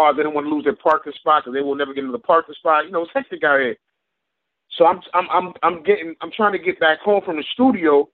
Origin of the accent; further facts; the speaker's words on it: New York City, New York, United States; Born and raised in New York City, man, from Brooklyn, from the start.